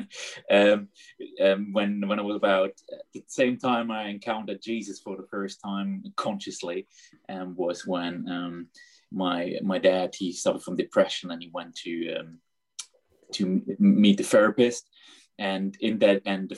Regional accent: Black Forest, Baden-Württemberg, Germany; I basically grew up in the Black Forest area in Germany

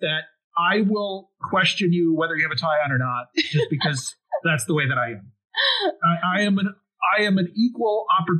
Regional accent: United States; first language English; I was born in the U.S. and have spoken English for all my life.

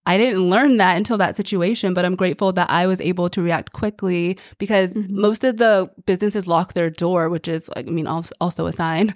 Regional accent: Texas, United States; So I grew up in Texas and we literally say hi and smile at everyone

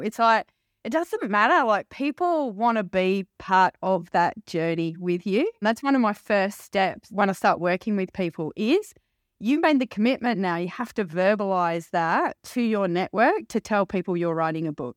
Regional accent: London, United Kingdom; I was born in a little town in London, not far from Wimbledon.

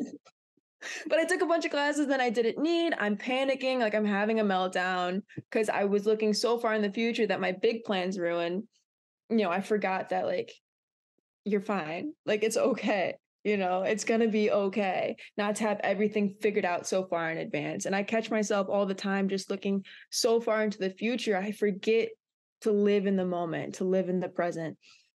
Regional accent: Brunswick, Ohio, United States; moved away as an adult; also born or lived in Michigan; I'm from Brunswick, Ohio.

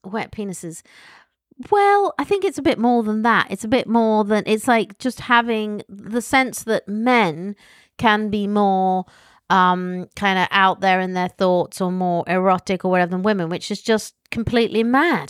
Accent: United Kingdom; accent: posh; I'm British, and I have my silly posh accent

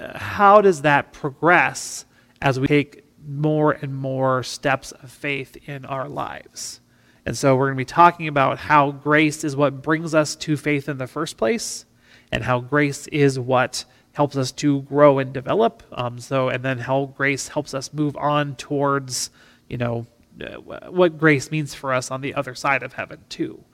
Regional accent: River Hills of South Dakota, United States; being a farm kid growing up in the River Hills of South Dakota

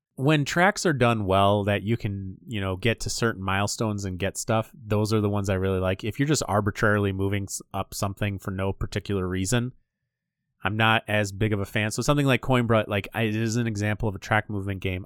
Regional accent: Michigan, United States; we're from Michigan

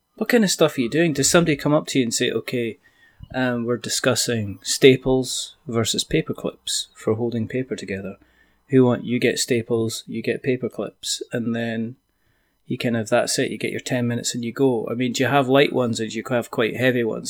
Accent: Scotland, United Kingdom; I'm Scottish

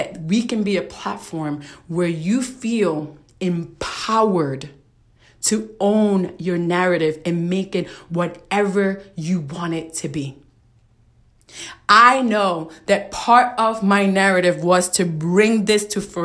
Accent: New York City, New York, United States; I am from Brooklyn, New York. I'm a Puerto Rican woman who was raised in a very challenging environment in a very challenging neighborhood

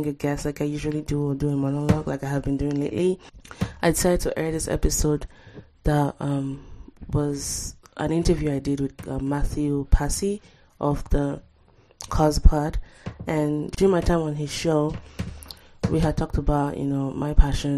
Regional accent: Nigeria; moved away as an adult; now in United States; a Nigerian-born, U.S.-educated, Korean-speaking, struggling intellectual

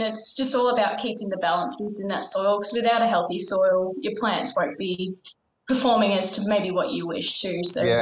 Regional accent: Victoria, Australia; I'm from Victoria

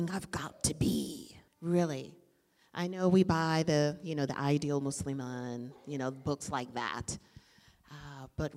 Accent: Washington, District of Columbia, United States; I'm from D.C.

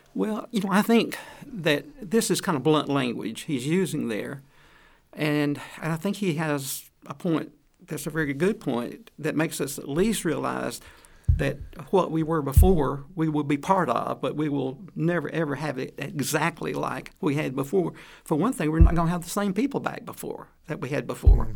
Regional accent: Atlanta, Georgia, United States; moved away; I'm from Atlanta, Georgia

